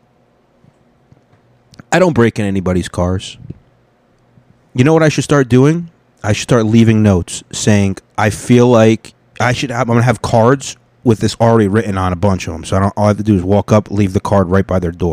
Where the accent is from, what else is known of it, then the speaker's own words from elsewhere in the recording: United States; I'm American, okay? I'm a dark-skinned American